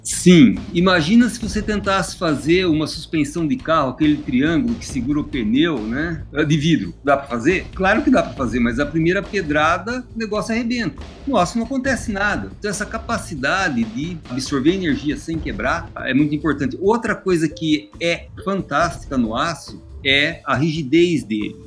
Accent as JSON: {"language": "Portuguese", "town": "São Carlos", "region": "São Paulo", "country": "Brazil", "moved": "as an adult", "lives_now": "Londrina, Brazil", "said": "sou de São Carlos"}